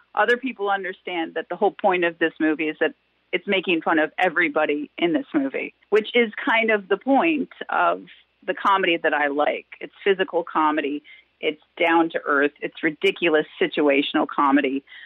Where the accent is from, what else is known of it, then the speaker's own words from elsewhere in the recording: Wisconsin, United States; moved away as an adult; also born or lived in Los Angeles; I was born and raised in Wisconsin. I left when I was 18, went